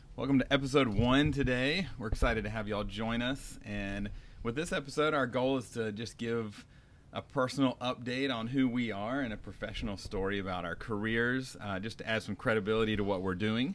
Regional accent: North Carolina, United States; moved away as an adult; now in California, United States; I'm from North Carolina, and I grew up there

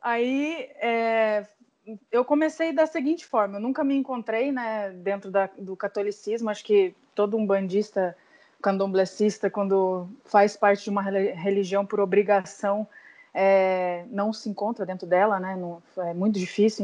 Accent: Curitiba, Paraná, Brazil; moved away as an adult; also born or lived in São Paulo / Salvador; a gente veio embora para Curitiba que é onde eu é, é, a minha cidade natal

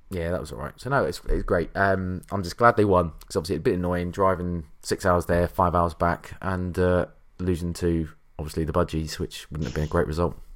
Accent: Liverpool, North West England, United Kingdom; I'm a Scouser, from clearly from my accent, so I'm allowed.

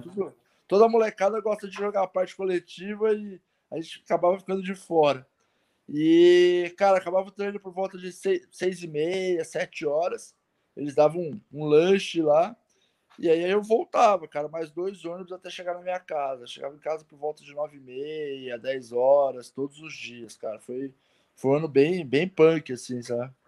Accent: Osasco, São Paulo, Brazil; also born or lived in Pirituba, São Paulo; Eu morava em Osasco

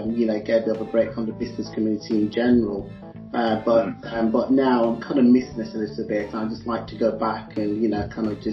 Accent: Leicester, East Midlands, United Kingdom; I'm actually quartered in the UK, in Leicester, because I was born in Leicester.

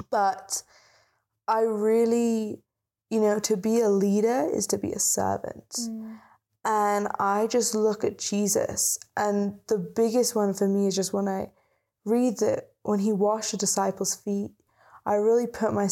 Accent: United Kingdom; And when we lived in the UK, because we're British, yes. um, you can't tell by the accent.

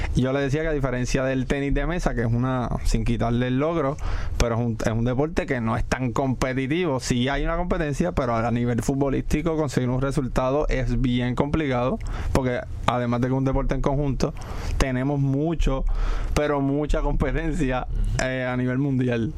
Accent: Corozal, Puerto Rico; Sabía la necesidad que había en mi pueblo de hacer de crear fútbol y comienzo a capacitarme como entrenador y fundé un club en Corozal

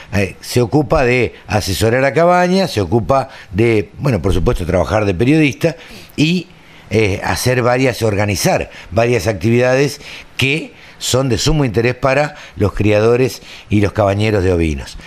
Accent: Maipú, Buenos Aires Province, Argentina; por Maipú, por mi pueblo.

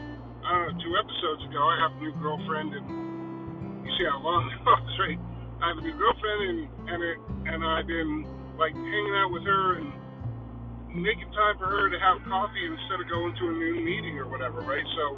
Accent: Connecticut, United States; I'm from Connecticut, so if you don't know Connecticut is one of the richest states

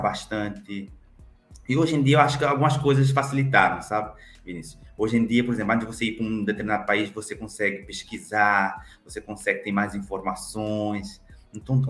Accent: Cape Verde; now in Brazil; Eu sou cabo-verdiano, africano, que atravessou o Atlântico e que foi acolhido por esse país fantástico que eu amo muito, que é meu, o Brasil

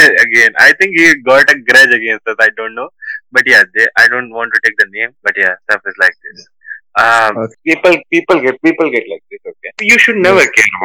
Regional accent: Hindi belt of India, India; Hindi is like because I'm from Hindi belt of India, and English is because I'm from India

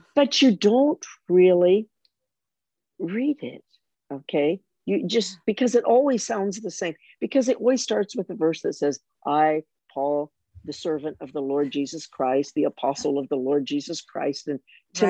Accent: United States; moved away; as an American

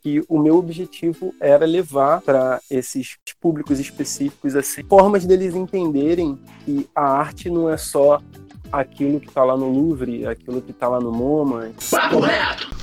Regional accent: Mesquita, Rio de Janeiro, Brazil; eu venho de uma comunidade da Baixada Fluminense, que é a Chatuba de Mesquita

